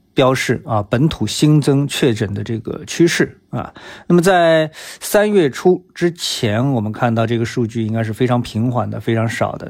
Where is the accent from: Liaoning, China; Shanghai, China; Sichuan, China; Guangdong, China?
Shanghai, China; 作为上海人